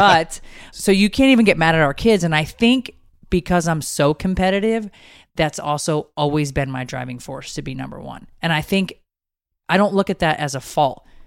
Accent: Connecticut, United States; moved away; a casino that is from my hometown. Like, Mohegan Sun is in Connecticut. I used to sneak in there when I was underage

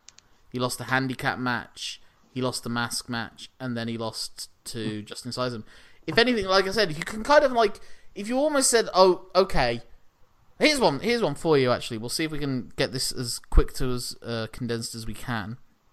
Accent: United Kingdom; But we're British

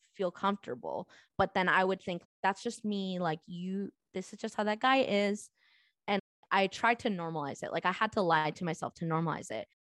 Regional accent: Southern California, United States; I grew up in Southern California.

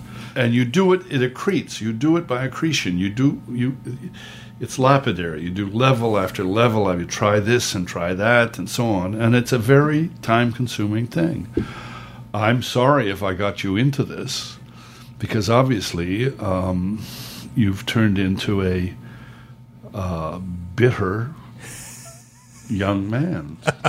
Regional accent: Canada; also born or lived in United States

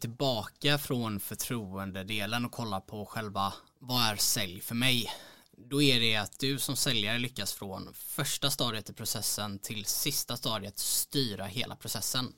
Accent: Mölnlycke, Västra Götaland, Sweden; also born or lived in Gothenburg; född och uppvuxen strax utanför Göteborg, ett ställe som heter Mölnlycke

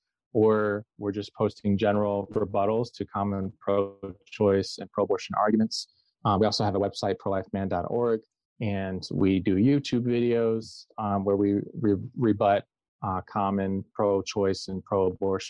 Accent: Southeast Michigan, United States; I'm from Southeast Michigan

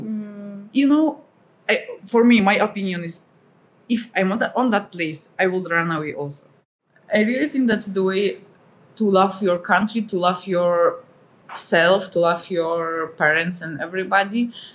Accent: Russia; moved away as an adult; now in Philippines; from Russia and uh, I'm living here in the Philippines for four years already.

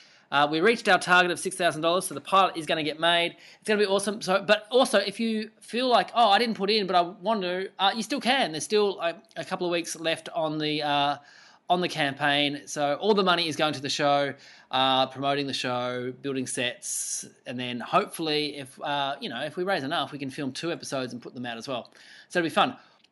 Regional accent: Burnie, Tasmania, Australia; He is also the first guest ever on the show from my hometown of Burnie.

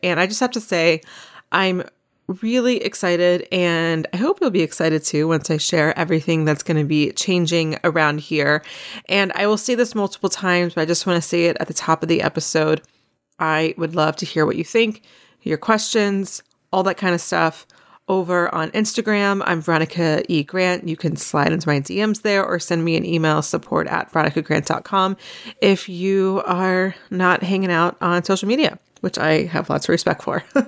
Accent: North Carolina, United States; where I grew up in North Carolina

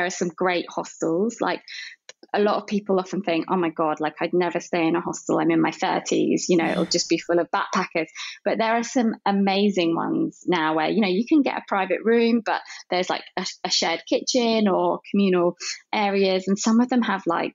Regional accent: London, United Kingdom; I grew up in London

